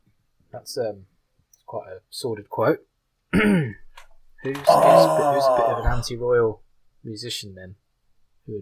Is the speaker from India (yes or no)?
no; London, United Kingdom; now in New Zealand; Joe and I grew up in London.